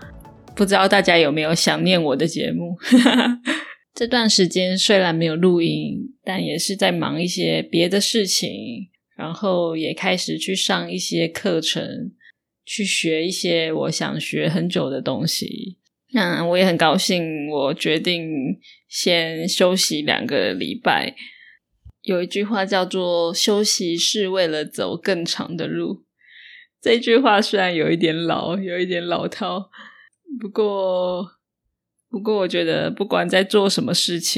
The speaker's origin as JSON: {"language": "Chinese", "region": "northern Taiwan", "country": "Taiwan", "said": "像我是北部人。那台北就很多人不会说台语，大部分的年轻人是不会说台语的。那我自己的话，我的爸妈是说台语的，跟小孩子说话的话，就会台语跟华"}